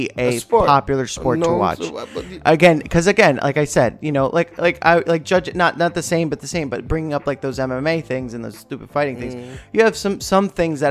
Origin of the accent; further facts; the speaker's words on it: New York, United States; growing up in New York, that was the game